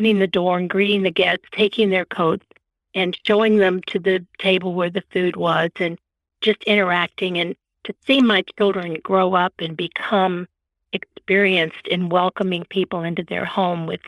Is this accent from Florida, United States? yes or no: yes; Florida, United States; moved away as an adult; also born or lived in Chicago, Illinois / Wichita Falls, Texas / Austin, Texas; now in Missouri, United States; I was born in Chicago, grew up in Florida, went to Texas to college